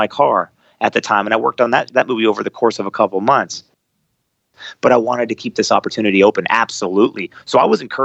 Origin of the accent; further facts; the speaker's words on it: United States; being an American in a Muslim country